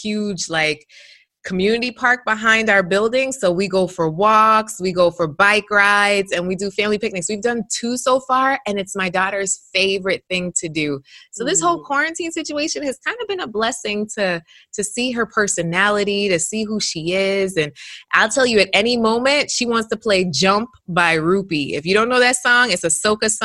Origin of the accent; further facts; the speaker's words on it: New York, United States; moved away as an adult; now in South Florida, United States; I'm a New Yorker by raised